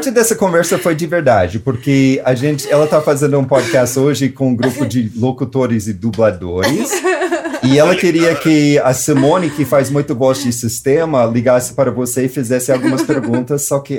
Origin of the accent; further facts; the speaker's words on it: United States; Portuguese is a second language; moved away as an adult; now in Brazil; Eu sou americano mesmo.